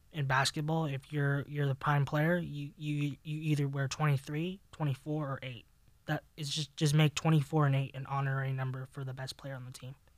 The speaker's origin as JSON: {"language": "English", "town": "Los Angeles", "region": "California", "country": "United States", "tie": "born or raised there", "said": "Growing up in Los Angeles"}